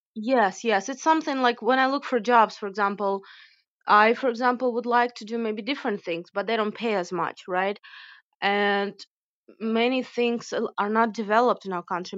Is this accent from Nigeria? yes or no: no; Ukraine; moved away as an adult; also born or lived in United States / Kyiv, Ukraine; I was born and raised in Ukraine, so that celebration is part of my culture